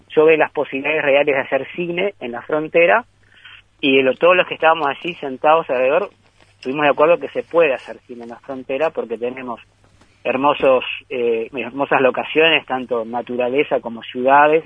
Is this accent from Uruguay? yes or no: yes; Rivera, Uruguay; a nosotros los riverenses